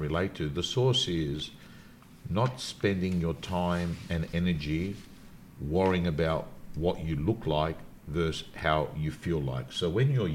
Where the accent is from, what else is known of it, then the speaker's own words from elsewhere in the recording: Sydney, New South Wales, Australia; I was brought up in the Canterbury Bankstown area, Belmore Lakemba to be specific, the suburbs that I was